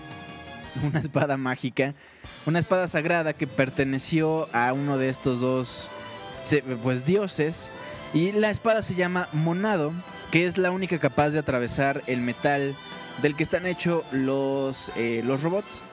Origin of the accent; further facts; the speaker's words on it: Mexico; nosotros somos de México